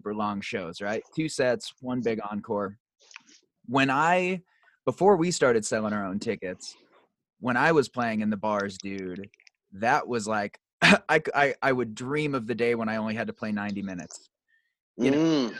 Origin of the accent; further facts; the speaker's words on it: Des Moines, Iowa, United States; I grew up in Des Moines